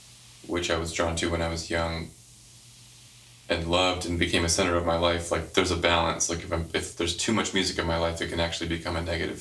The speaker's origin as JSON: {"language": "English", "town": "Mattapoisett", "region": "Massachusetts", "country": "United States", "said": "I'm from Mattapoisett, Massachusetts."}